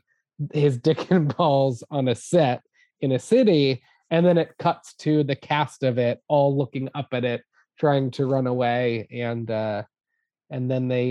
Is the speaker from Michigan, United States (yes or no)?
no; Boston, Massachusetts, United States; we grew up in the Boston area and we used to go to the Omni Theater at the Museum of Science.